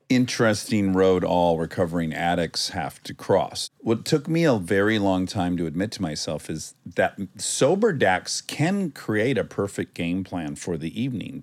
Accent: Michigan, United States; moved away; I'm from Michigan

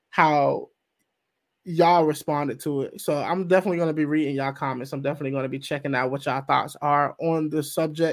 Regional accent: the South, United States; I'm from the South

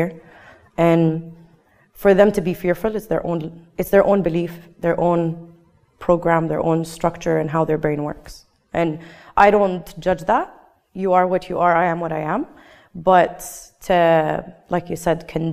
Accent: United Arab Emirates; first language English; communicating with locals, with Emiratis, was very hard for me. And my first language is English

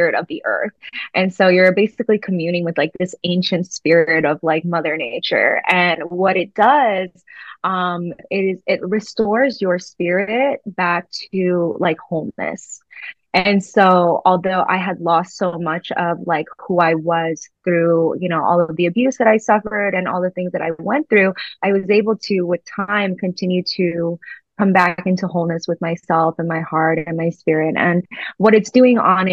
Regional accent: New York, United States; I grew up in New York

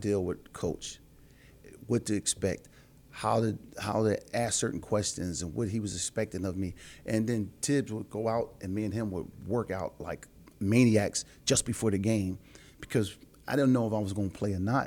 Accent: Philadelphia, Pennsylvania, United States; I'm from Philly

